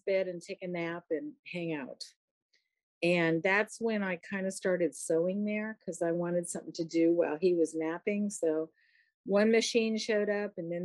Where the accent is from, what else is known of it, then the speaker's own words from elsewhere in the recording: San Francisco, California, United States; also born or lived in Oakland; I was born and raised in San Francisco. I still live here